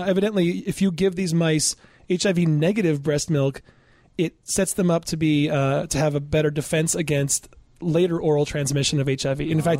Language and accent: English; Michigan, United States; That, you know, I'm from Michigan and I could not care less about